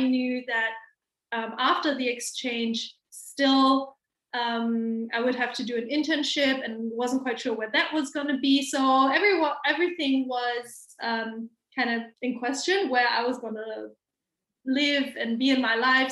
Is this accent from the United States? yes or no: no; Hamburg, Germany; English is a second language; I am born and raised in Hamburg, Germany, and I have pretty much lived here my whole life